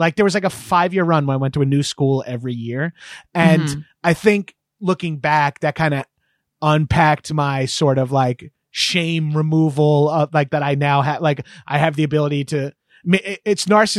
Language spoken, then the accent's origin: English; Long Island, New York, United States; we were a poor family. We were kind of trashy, but my parents lived on Long Island. My grandparents lived on Long Island. Well, they moved from like Queens to Long Island